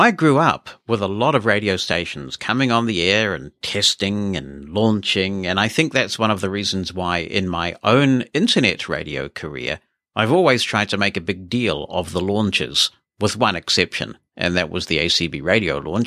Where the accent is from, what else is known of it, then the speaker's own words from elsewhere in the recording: Auckland, New Zealand; I grew up in Auckland, New Zealand's largest city